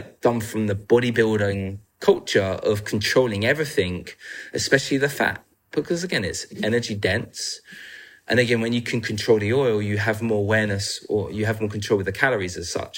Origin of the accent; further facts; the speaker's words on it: England, United Kingdom; I'm from England